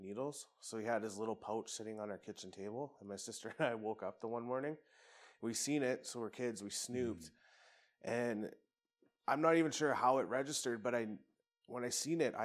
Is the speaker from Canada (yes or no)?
yes; Medicine Hat, Alberta, Canada; also born or lived in Brooks, Alberta; I was originally from Brooks, and my mom and dad split, I think when I was two or something. So my mom, her best friend, and I moved to Medicine Hat